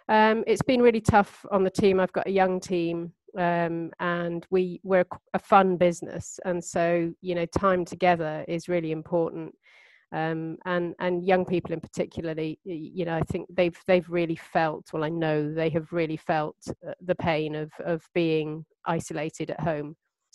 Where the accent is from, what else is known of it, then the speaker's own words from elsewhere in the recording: Cyprus; born there; also born or lived in India / Turkey; I was born in Cyprus. And then we moved to India, where my sister Emma Craigie was born. And then we moved on to Turkey after that.